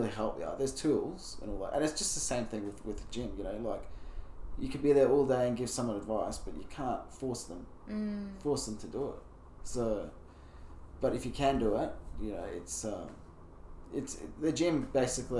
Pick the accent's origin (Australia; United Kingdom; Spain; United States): Australia; Brisbane, Queensland; also born or lived in Mackay, Australia / Bowen, Australia; we moved to Brisbane when I was 8